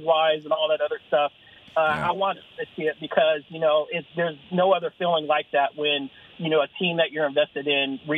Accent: Fairbanks, Alaska, United States; growing up in Fairbanks, Alaska

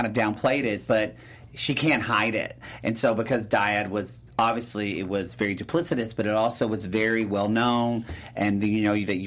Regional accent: the South, United States; I'm from the South

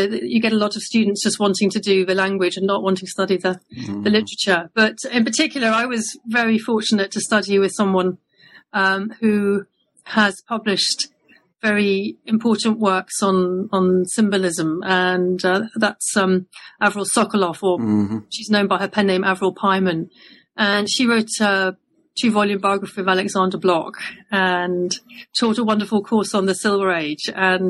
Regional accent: South East England, United Kingdom; So I grew up in Surrey, and I went to a school where there was not one but two Russian teachers.

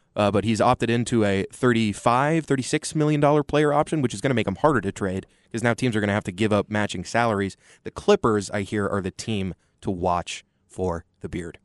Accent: Austin, Texas, United States; growing up in Austin, uh, football is all about the University of Texas

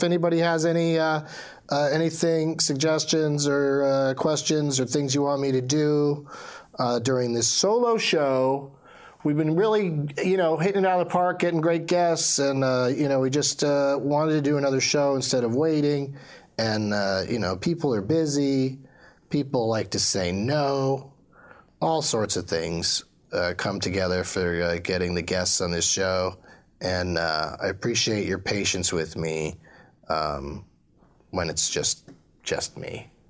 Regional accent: San Diego, California, United States; Well, I grew up in San Diego, and that, strangely, did not make me a pothead. I mean, California as a whole did

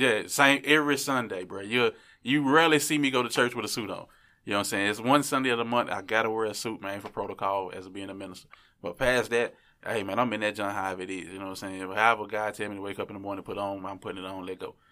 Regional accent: Memphis, Tennessee, United States; I'm from Memphis

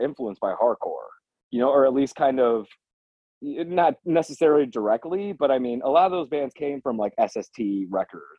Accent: Detroit, Michigan, United States; I did grow up in the suburbs

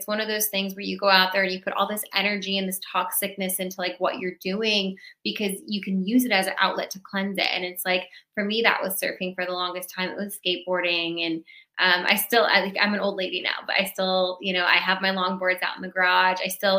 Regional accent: California, United States; I'm a Chargers fan because I'm from San Diego or LA.

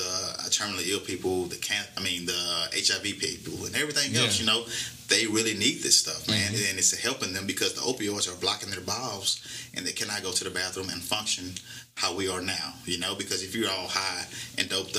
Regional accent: Houston, Texas, United States; moved away; I grew up in Houston, Texas. Okay. Fifth Ward, one of the roughest neighborhoods in the inner city.

